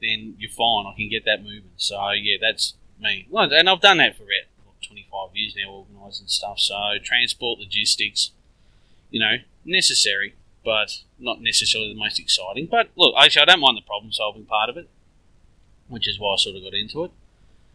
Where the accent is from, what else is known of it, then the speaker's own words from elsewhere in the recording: Melbourne, Victoria, Australia; lived here all my life. I haven't managed to get overseas yet, but I, like I said, we're in Melbourne